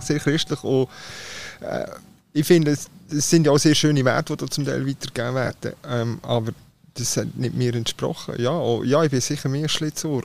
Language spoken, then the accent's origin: German; Switzerland; ich komme aus der Schweiz